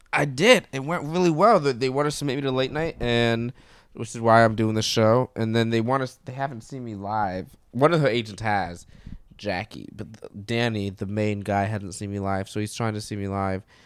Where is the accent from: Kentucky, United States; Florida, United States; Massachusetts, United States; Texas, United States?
Florida, United States; Brevard County; moved away as an adult; also born or lived in Orlando; I grew up in Brevard County